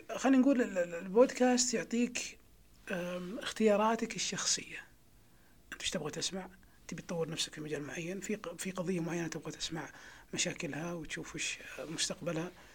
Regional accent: Saudi Arabia; عندنا في السعوديه

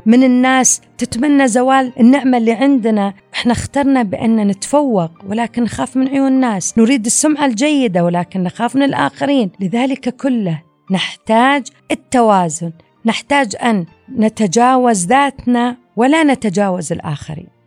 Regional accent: Saudi Arabia; فنحن كمجتمع سعودي

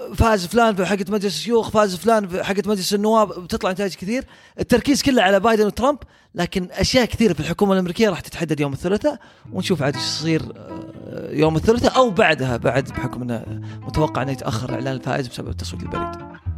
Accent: Saudi Arabia; عندنا في السعوديه

